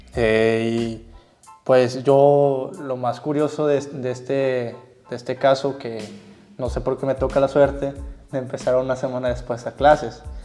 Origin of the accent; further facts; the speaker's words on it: Tamaulipas, Mexico; moved away as an adult; now in Monterrey, Mexico; yo soy originario de Tamaulipas, Mate Tamaulipas